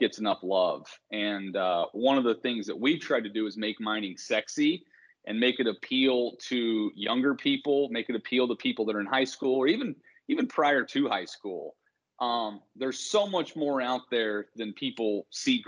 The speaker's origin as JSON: {"language": "English", "town": "Bloomington", "region": "Indiana", "country": "United States", "tie": "born or raised there", "said": "I grew up in Bloomington, Indiana."}